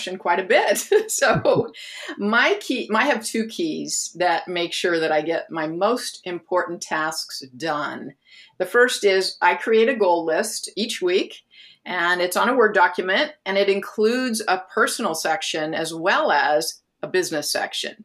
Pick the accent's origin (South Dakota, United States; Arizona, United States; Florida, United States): Arizona, United States; Phoenix; moved away as an adult; also born or lived in Southern California; I'm originally from Phoenix, Arizona, and I moved to Southern California so that I could attend an art school